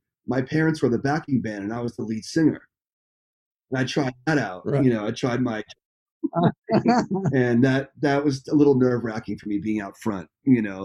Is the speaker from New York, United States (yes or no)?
yes; Nyack, New York, United States; growing up in Nyack